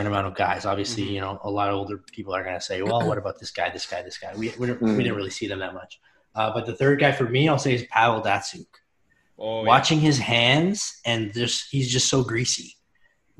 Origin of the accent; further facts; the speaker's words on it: Toronto, Ontario, Canada; we're all from Toronto